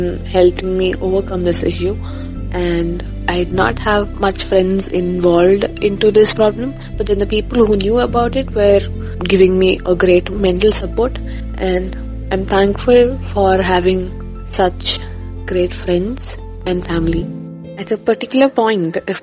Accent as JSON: {"language": "English", "town": "Thiruvananthapuram", "region": "Kerala", "country": "India", "said": "I come from Trivandrum, Kerala"}